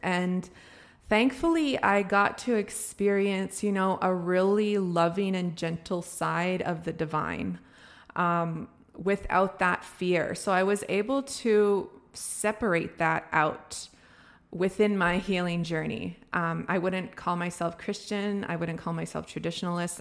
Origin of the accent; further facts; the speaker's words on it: Canada; Being a First Nations person, being somebody who was born and raised on my res